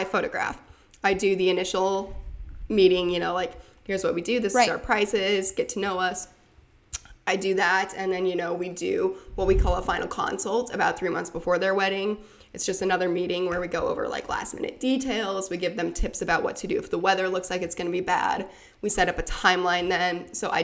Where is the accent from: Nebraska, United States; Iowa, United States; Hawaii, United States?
Iowa, United States; Northwest; now in Des Moines, United States; I'm from Northwest Iowa